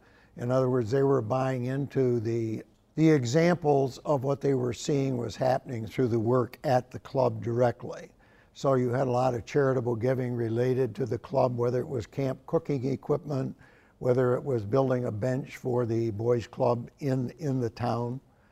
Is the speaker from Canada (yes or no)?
no; Carthage, New York, United States; the small towns in northern New York, where I grew up in Carthage